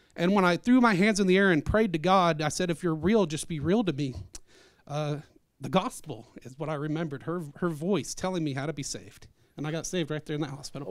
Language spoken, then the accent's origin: English; Arkansas, United States; I was born in Arkansas.